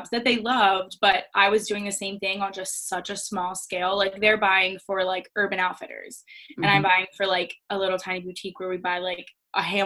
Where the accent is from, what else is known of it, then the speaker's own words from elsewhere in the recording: Delaware, United States; moved away as an adult; now in Philadelphia, United States; I'm from Delaware, so I'm an East Coast girl through and through.